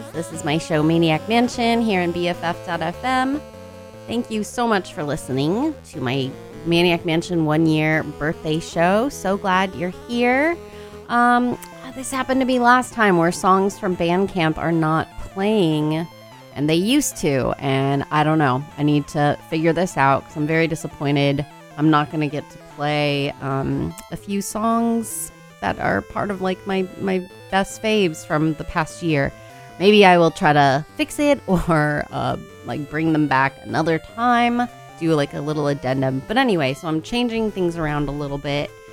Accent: Oakland, California, United States; I'm from Oakland, but my parents are from St. Louis, Missouri.

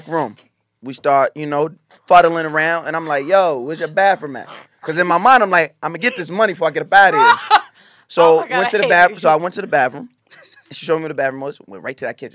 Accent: Long Island, New York, United States; I'm from Long Island. Like, I know everybody thinks I'm from Brooklyn. I'm from Long Island.

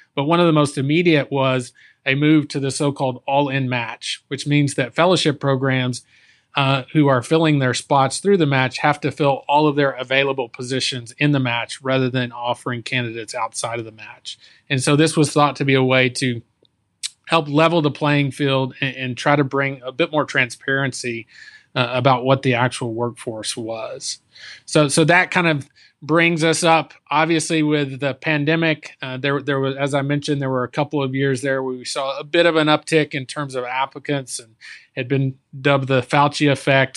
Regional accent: Texas, United States; I, I, was born and raised in Texas

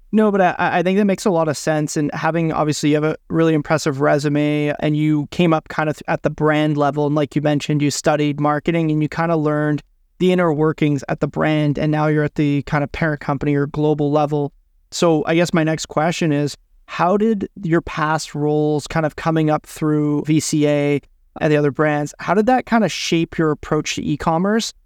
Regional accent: Ottawa, Ontario, Canada; the university in my hometown

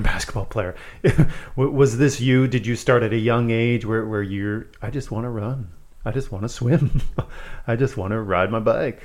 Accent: Manitoba, Canada; also born or lived in Saskatchewan; I moved from Saskatchewan to Manitoba when I was the same age.

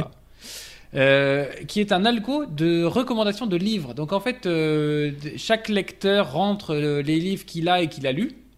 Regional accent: France; je, parlais en tant que français

